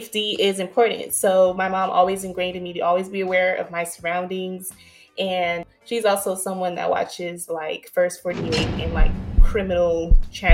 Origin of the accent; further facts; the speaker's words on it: Los Angeles, California, United States; moved away as an adult; now in Atlanta, United States; I grew up in a 2-parent household in South Central